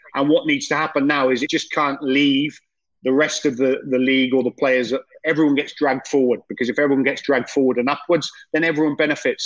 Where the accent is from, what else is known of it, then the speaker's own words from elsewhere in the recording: Welsh, Wales, United Kingdom; I'm Welsh